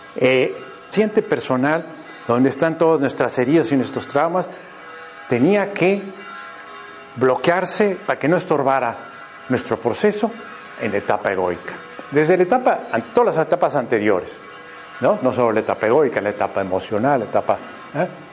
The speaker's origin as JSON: {"language": "Spanish", "country": "Mexico", "said": "soy mexicano, muy torpe para el español."}